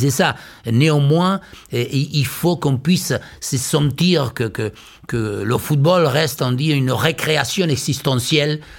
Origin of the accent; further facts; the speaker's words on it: Liniers, Buenos Aires, Argentina; French is a second language; Je suis né à Liniers, j'ai toujours vécu.